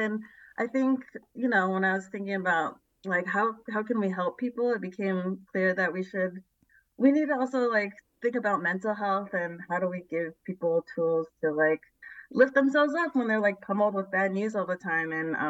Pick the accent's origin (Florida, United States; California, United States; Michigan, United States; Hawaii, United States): California, United States; San Jose; I grew up in San Jose, California. I'm Taiwanese American